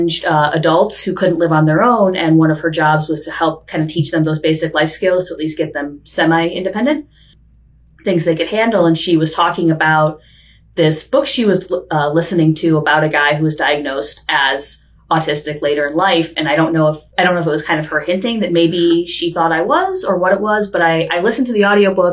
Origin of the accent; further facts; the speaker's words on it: Chicago, Illinois, United States; also born or lived in Vermont / San Diego; now in Bellingham, United States; Growing up in Chicago as a kid, for me, I was a big outdoorsy person